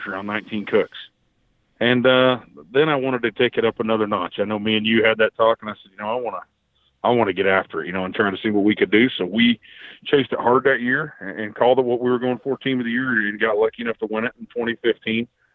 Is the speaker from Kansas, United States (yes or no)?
yes; Southwest Kansas, United States; moved away as an adult; now in Oklahoma, United States; I was born in Southwest Kansas. The gas plant industry is what brought me down here.